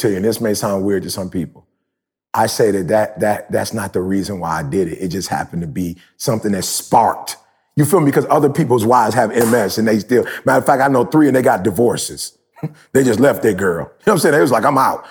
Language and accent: English; Detroit, Michigan, United States; I'm from Detroit